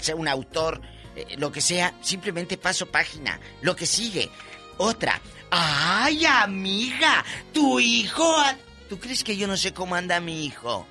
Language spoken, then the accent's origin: Spanish; Matamoros, Tamaulipas, Mexico; en mi tierra, en Matamoros, Tamaulipas